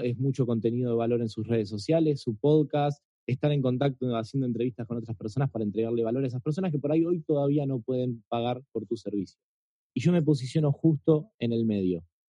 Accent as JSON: {"language": "Spanish", "country": "Argentina", "said": "soy argentino"}